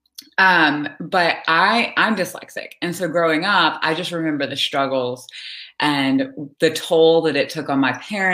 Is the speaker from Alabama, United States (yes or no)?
yes; Alabama, United States; I grew up in Alabama.